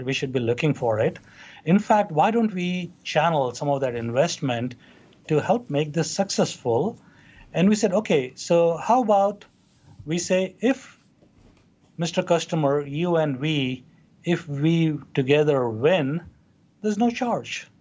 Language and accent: English; Hyderabad, Telangana, India; moved away as an adult; now in United States; we grew up in Hyderabad, in India. Uh, that's kind of on the southern uh, part of the country. Uh, that's where I went through my uh, growing up, pretty much in entirety